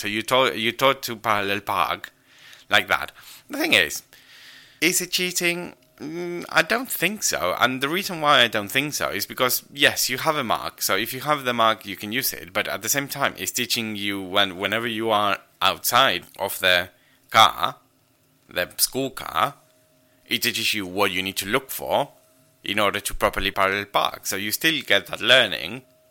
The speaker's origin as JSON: {"language": "English", "country": "Argentina", "tie": "born or raised there", "second_language": "English", "said": "in order to pass your driving test in Argentina, particularly in my hometown, you have to parallel park"}